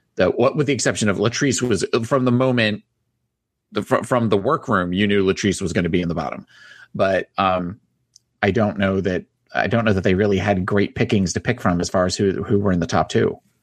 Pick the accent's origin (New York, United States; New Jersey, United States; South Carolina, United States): New Jersey, United States; I'm from New Jersey.